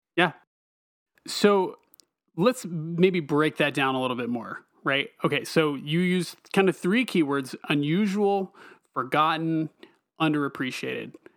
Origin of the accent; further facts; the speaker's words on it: Eastern North Carolina, United States; also born or lived in Raleigh, North Carolina; I'm originally from Eastern North Carolina